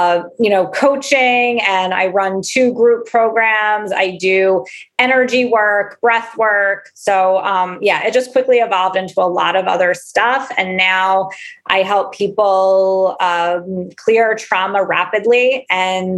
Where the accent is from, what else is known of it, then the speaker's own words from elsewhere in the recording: Philadelphia, Pennsylvania, United States; I am from Philadelphia.